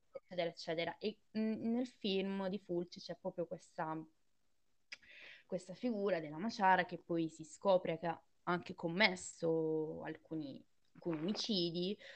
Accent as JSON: {"language": "Italian", "region": "Southern Italy", "country": "Italy", "said": "cui vengo io, da cui quindi hanno origine la, la mia famiglia"}